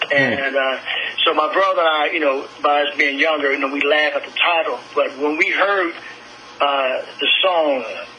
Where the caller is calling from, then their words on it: Cincinnati, Ohio, United States; Cincinnati, Ohio.